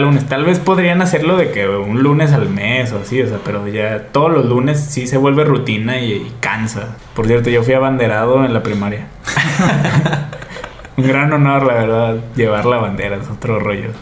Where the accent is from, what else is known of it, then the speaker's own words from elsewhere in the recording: Gómez Palacio, Durango, Mexico; yo soy de Gómez, güey, vivo en Lejos, pues, no, yo no vivo en Torreón